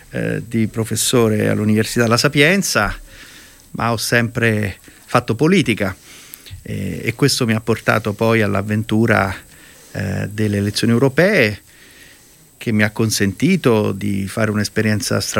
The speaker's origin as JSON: {"language": "Italian", "town": "Rome", "region": "Lazio", "country": "Italy", "tie": "born or raised there", "said": "Ah, io sono un romano innanzitutto, nato e cresciuto in questa città che amo profondamente."}